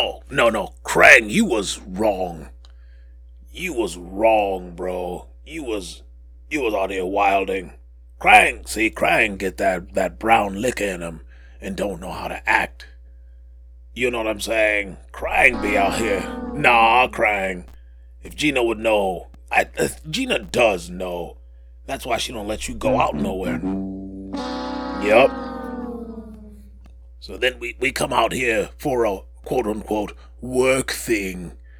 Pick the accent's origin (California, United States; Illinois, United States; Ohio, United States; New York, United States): New York, United States; I growing up in New York, I would take a quick jaunt over to Brooklyn to meet up with my friend, Emmanuel Lewis.